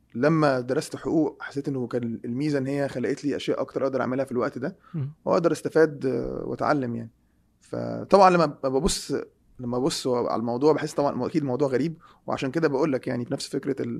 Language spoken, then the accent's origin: Arabic; Egypt; moved away; احنا عندنا في مصر